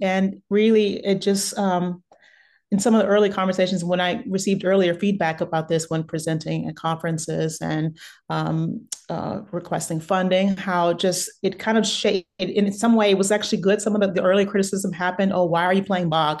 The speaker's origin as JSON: {"language": "English", "town": "Beaumont", "region": "Texas", "country": "United States", "tie": "born or raised there", "also_born_or_lived": "San Francisco", "moved": "yes", "said": "I grew up in Beaumont, Texas, which is originally, which is uh, originally that's where I'm from, and I grew up there, and it's about an hour away from Houston, so Southeast Texas"}